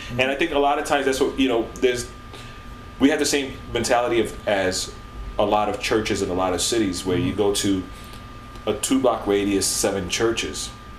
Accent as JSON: {"language": "English", "town": "Atlanta", "region": "Georgia", "country": "United States", "tie": "born or raised there", "said": "if you're in Atlanta, it's like, yeah, it's my hometown."}